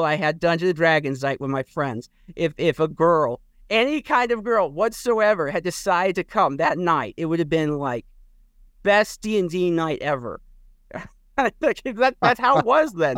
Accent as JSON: {"language": "English", "region": "Midwest", "country": "United States", "said": "I come from the Midwest"}